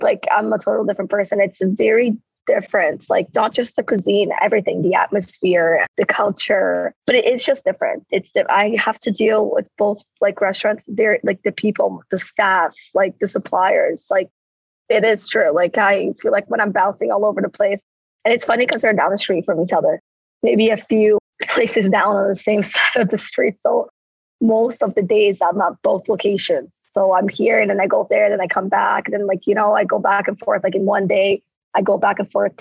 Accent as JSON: {"language": "English", "region": "Rio de Janeiro", "country": "Brazil", "moved": "yes", "lives_now": "St. Catharines, Canada", "said": "I'm from Rio"}